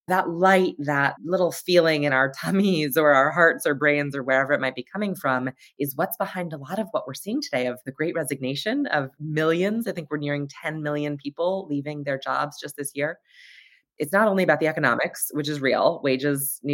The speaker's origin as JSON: {"language": "English", "town": "Hartford", "region": "Connecticut", "country": "United States", "tie": "born or raised there", "said": "I was at this awesome urban elementary school, public school in Hartford, Connecticut"}